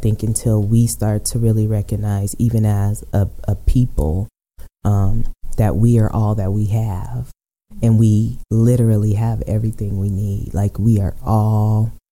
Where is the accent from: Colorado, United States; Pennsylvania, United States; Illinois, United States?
Colorado, United States; Aurora; I'm born and raised in Aurora